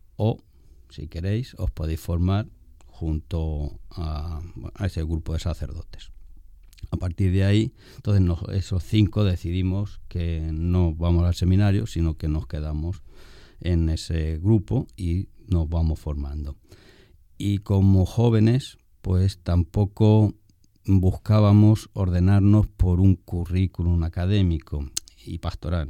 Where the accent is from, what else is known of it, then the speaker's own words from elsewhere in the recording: Pozo Cañada, Castilla-La Mancha, Spain; moved away as an adult; now in Dominican Republic; yo soy oriundo de Albacete, en manchego, de la tierra del Quijote, un pueblecito que se llama Pozo Cañada. Nazco en el 1967 y pues allí realizo mis estudios primarios